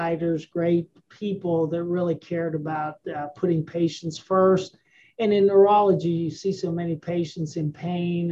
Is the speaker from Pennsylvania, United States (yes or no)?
yes; Western Pennsylvania, United States; I grew up in Western Pennsylvania